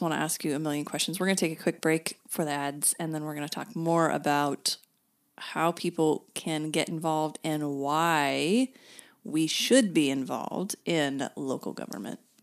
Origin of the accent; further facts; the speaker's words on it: Broken Arrow, Oklahoma, United States; also born or lived in Norman; now in Oklahoma City, United States; I grew up in Broken Arrow